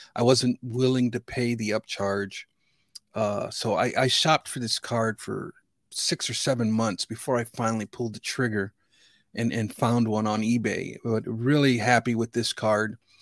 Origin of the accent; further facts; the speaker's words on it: Chicago, Illinois, United States; I grew up in the Chicagoland region, and nineteen eighty-five, I was fifteen years old